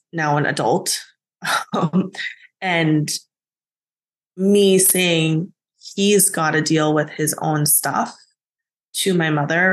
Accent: United States; even though I was born in the States, I grew up speaking both Korean and English

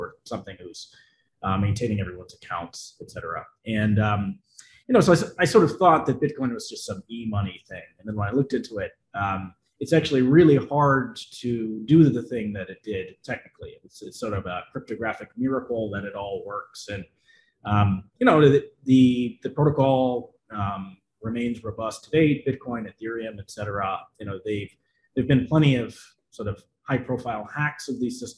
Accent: New York City, New York, United States; I'm from New York City, pretty technical person

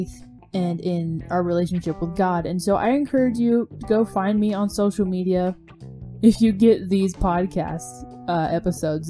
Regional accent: the South, United States; I'm from the South

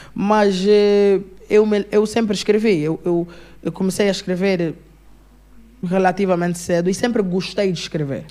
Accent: Angola

